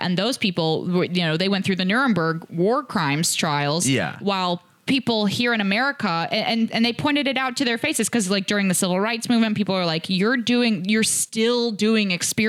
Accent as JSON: {"language": "English", "town": "Indianapolis", "region": "Indiana", "country": "United States", "said": "I'm actually from Indianapolis"}